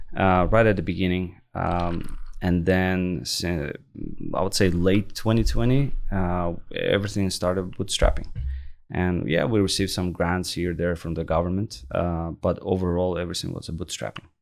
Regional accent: Baku, Azerbaijan; moved away as an adult; also born or lived in Lafayette, Louisiana; now in Canada; I was born and raised in Baku, Azerbaijan

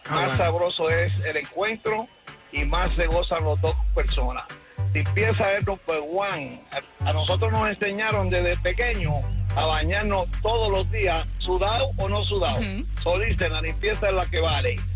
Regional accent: Cuba; now in United States; es aquí en Estados Unidos, porque en mi país Cuba

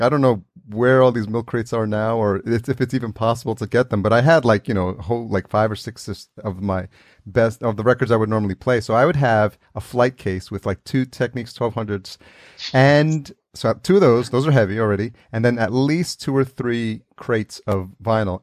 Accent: New York City, New York, United States; I grew up in New York City

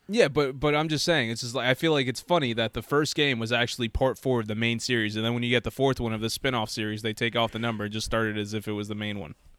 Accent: United States; I was born in America

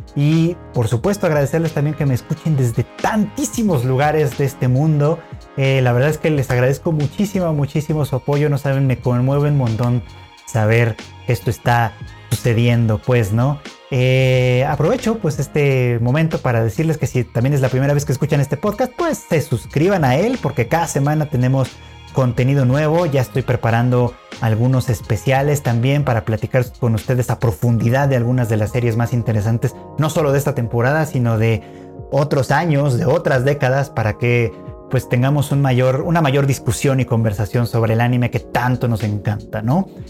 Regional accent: Mexico; nosotros como occidentales, como extranjeros, como mexicanos, latinoamericanos

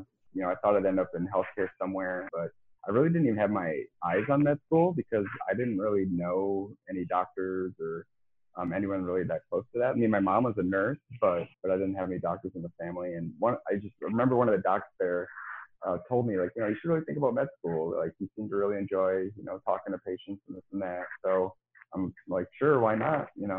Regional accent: Midwest, United States; growing up in the Midwest and it's cold in the winter and it's dry.

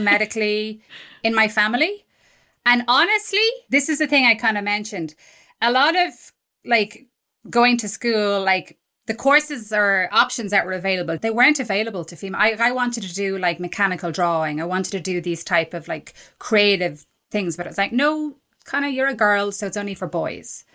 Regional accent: Ireland; I'm Irish

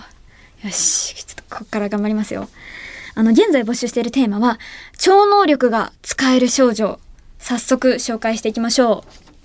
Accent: Ehime, Japan; 愛媛県出身

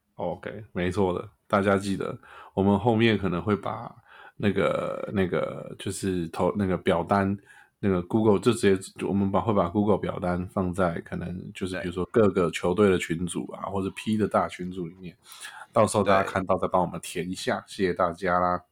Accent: Taiwan; 我也是台湾人

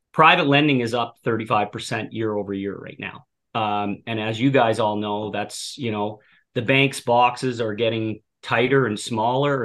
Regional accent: Cape Breton, Nova Scotia, Canada; moved away as an adult; also born or lived in Halifax, Canada; now in Ottawa, Canada; I grew up in Cape Breton, Nova Scotia. Um, born and raised there

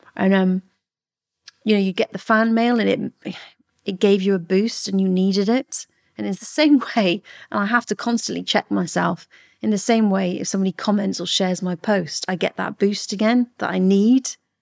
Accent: Newent, South West England, United Kingdom; I grew up in a place called Newant in the Forest of Dean in Gloucestershire

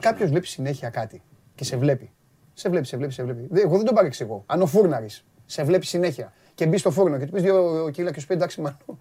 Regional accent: Piraeus, Attica, Greece; Και εγώ πυραιώτη είμαι

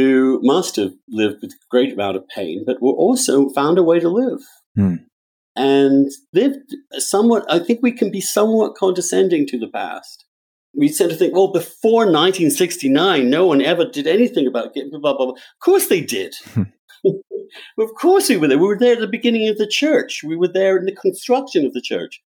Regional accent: England, United Kingdom; now in United States; In America, I'm English. In England, I was Catholic

